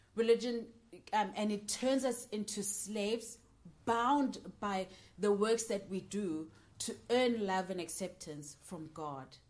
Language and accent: English; Johannesburg, Gauteng, South Africa; moved away as an adult; now in United Kingdom; I am from Johannesburg, South Africa, and I'm currently studying in the UK.